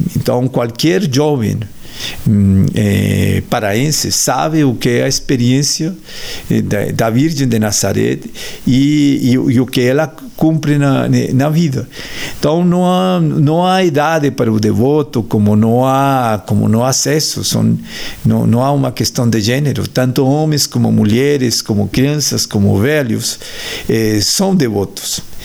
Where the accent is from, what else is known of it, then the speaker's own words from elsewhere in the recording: Colombia; Portuguese is a second language; moved away; Eu sou colombiano